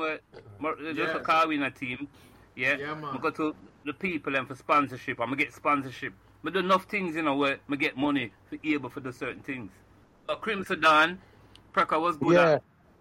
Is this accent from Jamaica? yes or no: yes; Jamaica; moved away as an adult; now in Birmingham, United Kingdom; I came from Jamaica, probably from about 1980